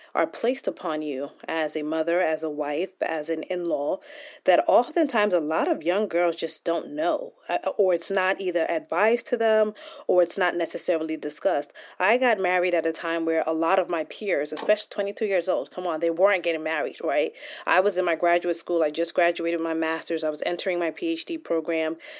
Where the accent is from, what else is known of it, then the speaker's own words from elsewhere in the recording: United States; I was born here in the United States and my parents came from Nigeria, so I'm first generation. And so growing up in the United States